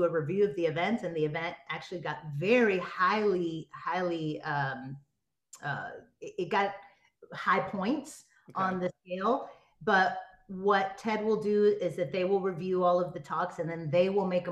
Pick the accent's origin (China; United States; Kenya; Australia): United States; moved away as an adult; also born or lived in Miami, Florida / New York / Los Angeles; now in Tampa, United States; I grew up between Miami and New York